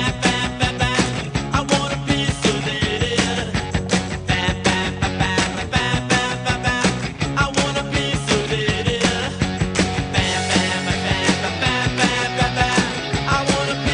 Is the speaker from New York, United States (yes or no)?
yes; New York City, New York, United States; I grew up in Brooklyn, so New York